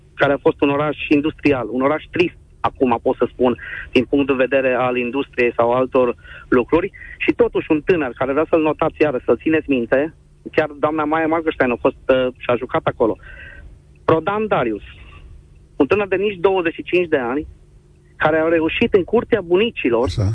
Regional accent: Zalău, Sălaj County, Romania; now in Cluj-Napoca, Romania; eu sunt din Zalău, dar locuiesc la Cluj

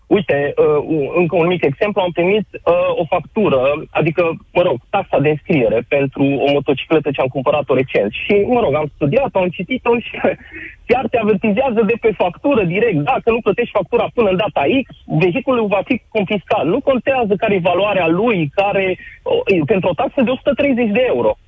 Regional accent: Romania; moved away as an adult; now in Belgium; Nouă românilor

